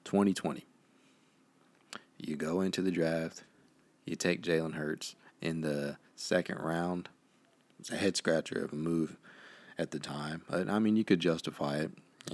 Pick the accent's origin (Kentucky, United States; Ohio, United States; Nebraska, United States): Ohio, United States; Dayton; now in Maryland, United States; I was born and raised in Dayton, Ohio.